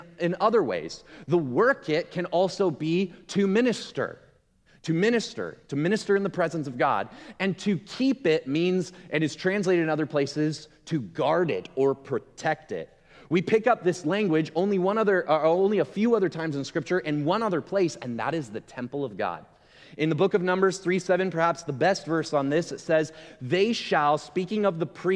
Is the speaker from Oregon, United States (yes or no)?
yes; Gresham, Oregon, United States; moved away as an adult; also born or lived in Milwaukee; I grew up in Gresham.